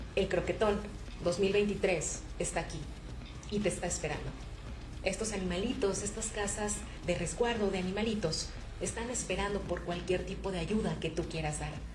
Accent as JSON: {"language": "Spanish", "country": "Mexico", "said": "a los meros mexas, a los meros metaleros mexicanos que somos nosotros"}